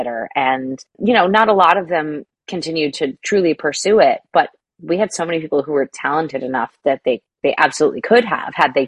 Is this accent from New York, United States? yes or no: yes; Hopewell Junction, New York, United States; moved away; Hopewell Junction, New York.